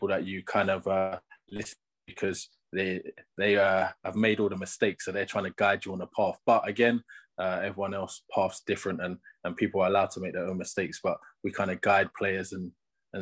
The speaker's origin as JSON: {"language": "English", "region": "London", "country": "United Kingdom", "tie": "born or raised there", "moved": "as an adult", "lives_now": "Northampton, United Kingdom", "said": "I'm from London, so I lived in London my whole time, and then just moved up into Northampton now"}